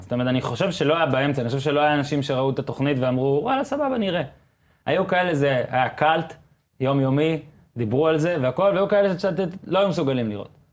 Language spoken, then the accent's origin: Hebrew; Northern District, Israel; אני גם גדלתי בצפון